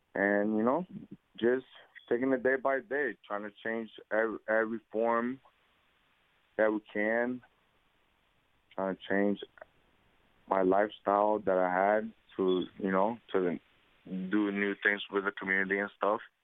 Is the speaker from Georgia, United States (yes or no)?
no; Bridgeport, Connecticut, United States; also born or lived in Puerto Rico; I was born in Puerto Rico. I was brought to Bridgeport, Connecticut at the age of one years old um, with my grandmother um, lived here all my life